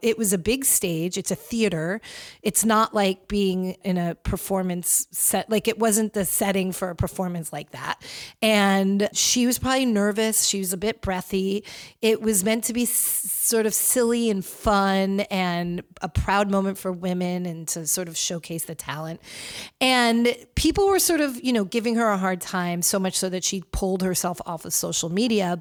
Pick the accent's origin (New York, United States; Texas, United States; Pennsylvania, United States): New York, United States; moved away as an adult; now in Los Angeles, United States; I am a New Yorker, guys. I know that. I am a New Yorker